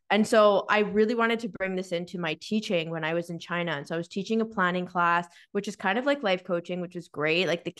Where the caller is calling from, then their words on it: Victoria, British Columbia, Canada; So I am joining from Victoria, BC. So Nicole and I are both in Victoria